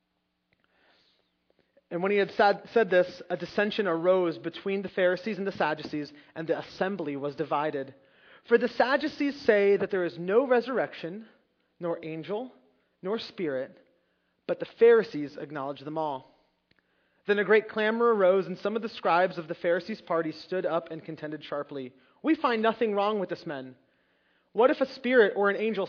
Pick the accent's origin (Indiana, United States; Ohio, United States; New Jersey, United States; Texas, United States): New Jersey, United States; Long Valley; I grew up in Long Valley, and if you don't know anything about that area, there weren't that many immigrants. I wasn't the only one, but I think I was the only one in the class